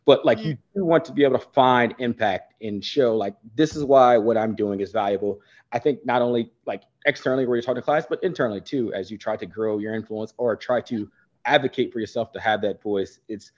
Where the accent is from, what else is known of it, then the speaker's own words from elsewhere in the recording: Maryland, United States; also born or lived in Virginia / Montana / Germany / New Jersey; So I was born in Virginia, and then we moved Montana, Germany, New Jersey, and then ultimately to Maryland, where I spent like the second half of my life.